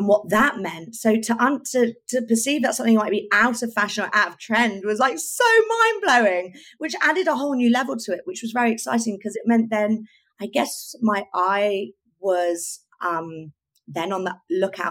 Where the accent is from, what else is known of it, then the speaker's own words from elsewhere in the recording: Oxfordshire, South East England, United Kingdom; now in London, United Kingdom; growing up in Oxfordshire and just wanting to entertain and try and look fabulous while I was doing it